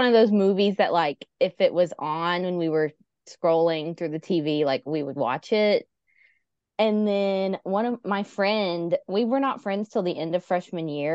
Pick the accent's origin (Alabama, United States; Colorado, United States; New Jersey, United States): Alabama, United States; Montgomery; I'm from Montgomery, Alabama